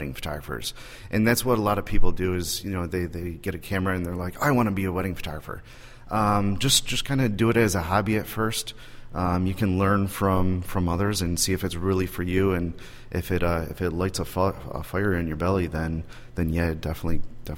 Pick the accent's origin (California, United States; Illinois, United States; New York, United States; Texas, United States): New York, United States; Buffalo; I'm from Buffalo, New York